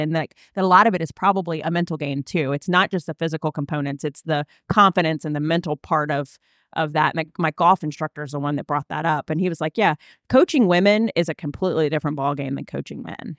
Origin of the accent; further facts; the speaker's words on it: Virginia, United States; I'm from Virginia